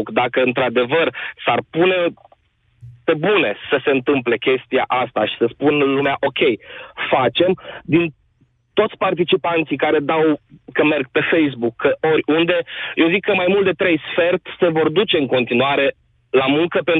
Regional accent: Timișoara, Timiș County, Romania; sunt din Timișoara.

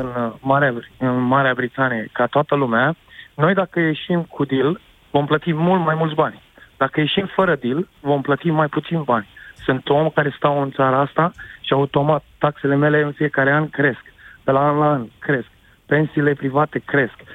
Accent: Romania; moved away as an adult; now in Oxford, United Kingdom; Eu, ca român care am o afacere aici cu 15 angajați

